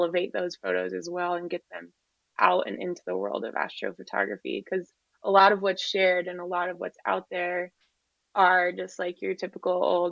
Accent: Moab, Utah, United States; I grew up in Moab, which is rural Utah community

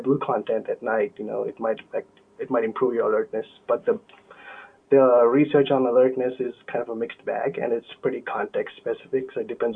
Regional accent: South India, India; moved away as an adult; now in United States; my hometown in the south of India

